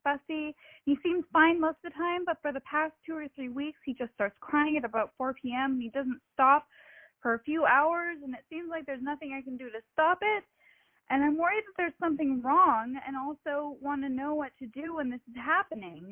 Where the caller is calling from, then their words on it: Danville, United States; I'm calling from Danville